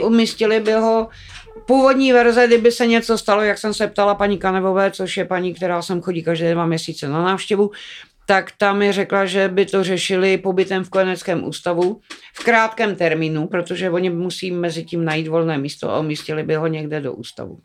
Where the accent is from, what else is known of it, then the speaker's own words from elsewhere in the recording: Czechia; also born or lived in Karviná / Dačice; já jsem vyrůstala na vsi, měla jsem na starosti brášku, to bylo moje první dítě. Mm. Bráchovi bylo Půl roku mě devět a půl, když jsme se přistěhovali z Karviné